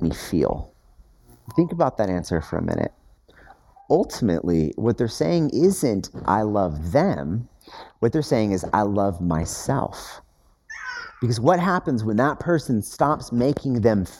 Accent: United States; as American Westerners

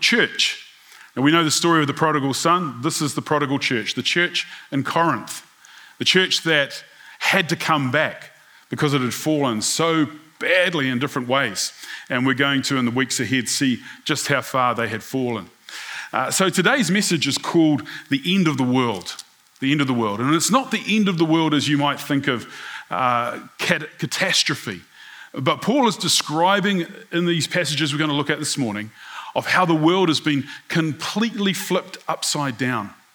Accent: New Zealand; being a New Zealander

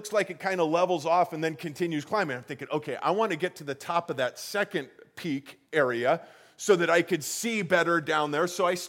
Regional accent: Colorado, United States; Again, I grew up in Colorado where we have real mountains.

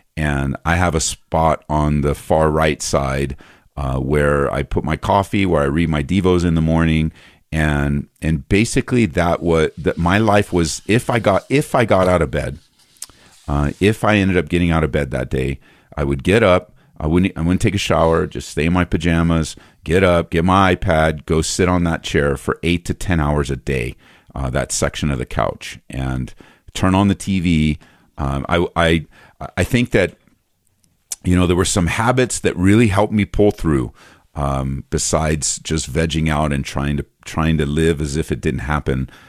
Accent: just outside of East LA, Southern California, United States; moved away as an adult; also born or lived in Downey, California; now in Aurora, United States; I grew up in Southern California, just outside of, uh, East L

